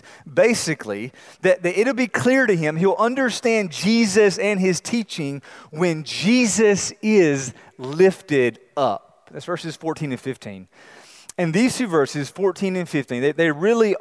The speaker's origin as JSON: {"language": "English", "region": "North Carolina", "country": "United States", "tie": "born or raised there", "said": "I grew up in North Carolina"}